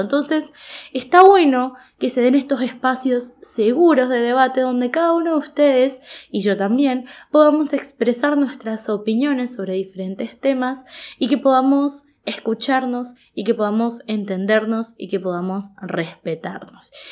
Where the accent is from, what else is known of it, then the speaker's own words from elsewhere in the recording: Goya, Corrientes, Argentina; moved away as an adult; now in Corrientes, Argentina; yo soy de la ciudad de Goya